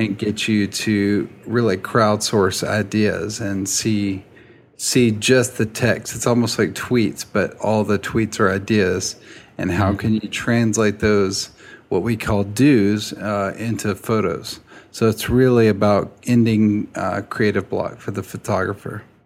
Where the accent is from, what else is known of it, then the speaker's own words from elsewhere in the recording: Nashville, Tennessee, United States; I'm from Nashville, a little suburb outside of town